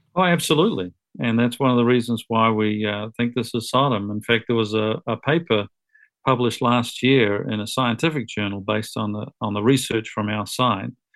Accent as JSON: {"language": "English", "country": "New Zealand", "tie": "born or raised there", "also_born_or_lived": "United States", "moved": "as an adult", "said": "I grew up in New Zealand"}